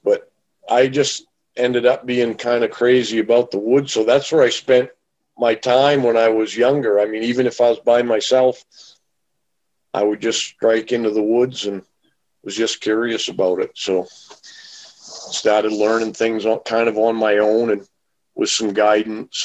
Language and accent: English; southern Maine, United States; I'm from Maine, grew up in Maine